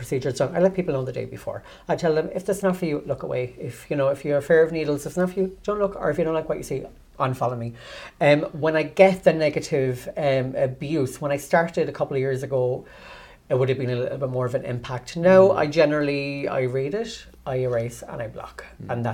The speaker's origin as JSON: {"language": "English", "town": "Cork", "region": "Munster", "country": "Ireland", "said": "I'm from Churchfield originally"}